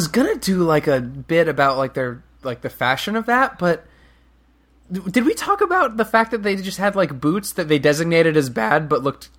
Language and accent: English; Florida, United States; Like, I'm from Florida and we have cows in every class.